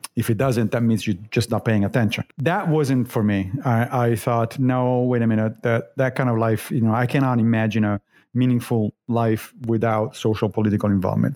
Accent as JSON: {"language": "English", "town": "Rome", "region": "Lazio", "country": "Italy", "tie": "born or raised there", "also_born_or_lived": "Monrovia, Liberia / Connecticut, United States / Long Island, United States", "moved": "as an adult", "lives_now": "United States", "said": "I grew up in Rome"}